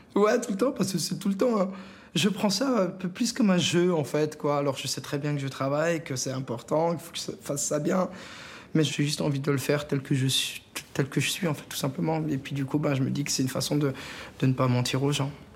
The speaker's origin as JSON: {"language": "French", "area": "Alsatian village", "region": "Grand Est", "country": "France", "tie": "born or raised there", "said": "mes enfants, bah, ils peuvent grandir là où j'ai grandi. Ils sont dans les mêmes champs, dans les vignes, voilà, dans les mêmes rues"}